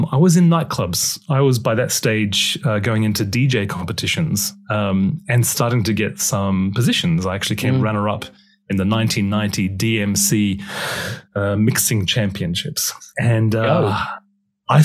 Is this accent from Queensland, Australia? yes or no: yes; Brisbane, Queensland, Australia; now in United Kingdom; My parents are British. And so I was born in Australia. I was born in Brisbane. But I got beaten up in the school ground because I had a Pommy accent.